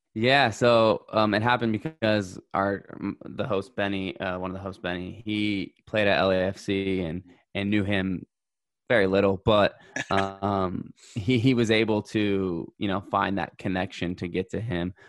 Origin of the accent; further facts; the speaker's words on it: United States; as an American